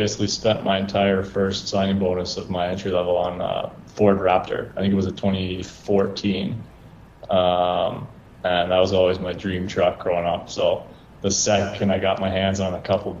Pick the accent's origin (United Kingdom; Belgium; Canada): Canada; Thunder Bay, Ontario; Growing up in Thunder Bay, it's kind of one of those places where there's more trucks and cars on the road